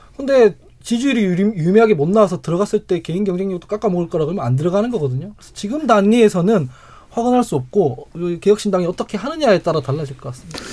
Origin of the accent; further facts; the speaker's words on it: Daegu, South Korea; 제가 대구 출신이라서